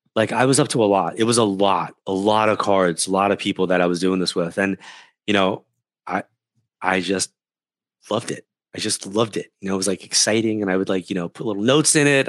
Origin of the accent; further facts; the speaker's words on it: New York, United States; moved away; We're from New York